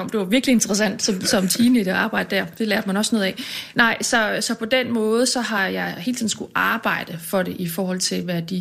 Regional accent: Lystrup, Central Denmark Region, Denmark; moved away; Ja, jeg kommer fra Jylland. Ja, Hvorhen? Uden for Aarhus. En by, der hedder Lystrup.

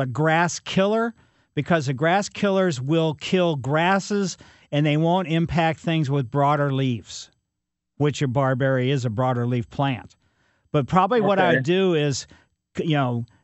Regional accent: Ellisville, United States; I grew up in Ellisville

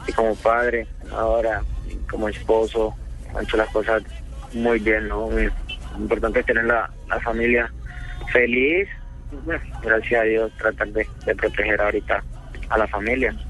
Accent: Palmar de Varela, Atlántico, Colombia; also born or lived in Cali; now in Barranquilla, Colombia; la gente de mi pueblo

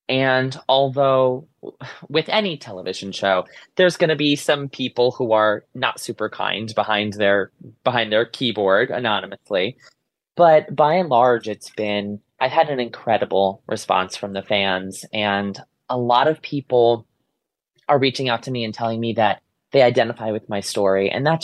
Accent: Ansonia, Connecticut, United States; I grew up in a very small town in Connecticut. I grew up in Ansonia. I still live in Ansonia. I want to say it's the second smallest city in the state.

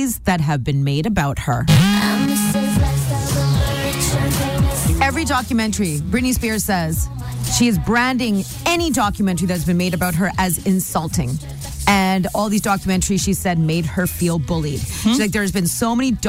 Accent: Nanaimo, British Columbia, Canada; I grew up in Nanaimo, mm-hmm. and I'm Indian

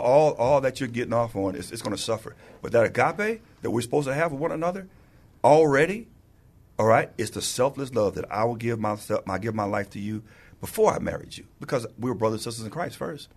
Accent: St. Louis, Missouri, United States; moved away as an adult; now in San Antonio, United States; I was born and raised in Saint Louis, Missouri, and I got here by way of the Air Force

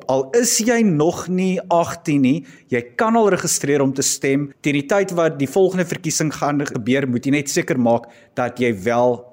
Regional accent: South Africa

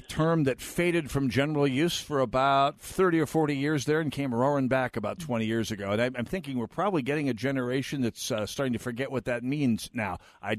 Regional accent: North Dakota, United States; I'm from North Dakota.

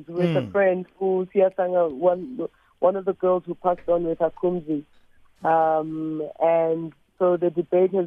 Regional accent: South Africa; the pride of being South African, being born on this land

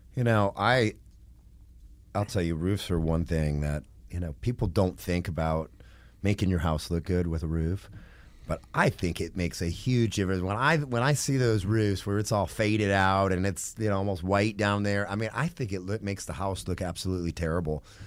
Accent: Michigan, United States; moved away; also born or lived in Knoxville, Tennessee; I'm from Michigan originally

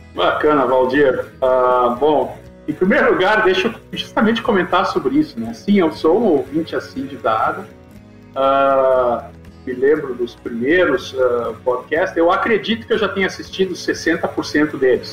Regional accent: Santa Cruz do Sul, Rio Grande do Sul, Brazil; moved away as an adult; also born or lived in Santa Maria / Goiás; Santa Cruz do Sul, que é a minha cidade natal

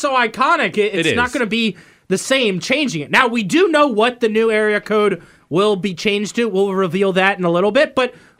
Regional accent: Northern Virginia, United States; now in Richmond, United States; Right, and so I'm from Northern Virginia. We were 703.

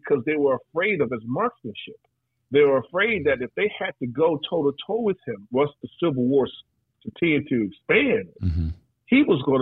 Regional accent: Texas, United States; growing up in Texas, law enforcement, my neighbors were cops

